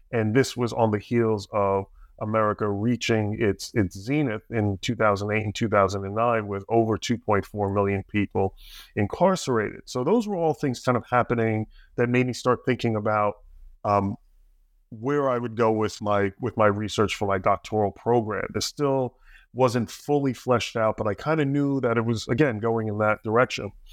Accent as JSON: {"language": "English", "region": "New Jersey", "country": "United States", "tie": "born or raised there", "said": "I grew up in Jersey, a little bit south"}